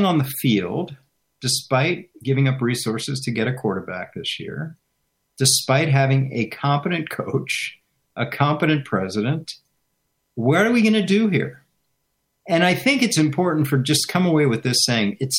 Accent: Washington, United States; growing up in Washington

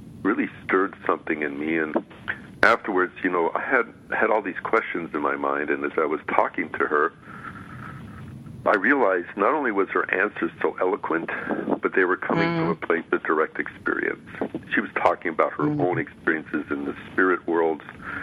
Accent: Midwest, United States; moved away as an adult; also born or lived in New York / California; I came from the Midwest and grew up with a good Greek family

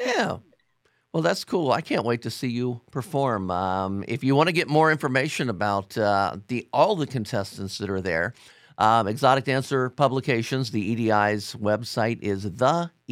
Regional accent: Ohio, United States; Ohio, my home state

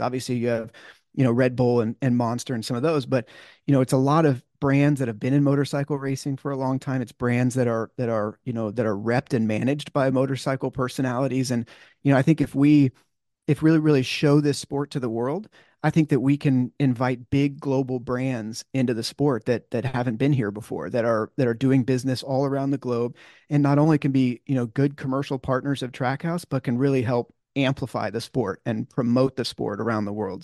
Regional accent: California, United States; growing up in California

